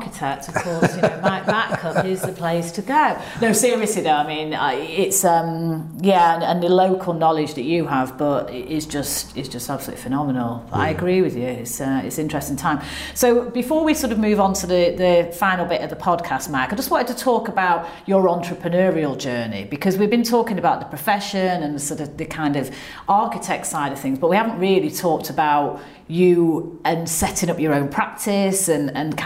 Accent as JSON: {"language": "English", "town": "Manchester", "region": "North West England", "country": "United Kingdom", "also_born_or_lived": "London", "moved": "as an adult", "lives_now": "Swansea, United Kingdom", "said": "I'm from Manchester"}